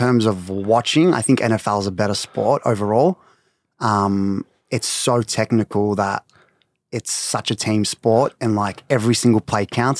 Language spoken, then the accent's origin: English; Melbourne, Victoria, Australia; Born and raised in Melbourne.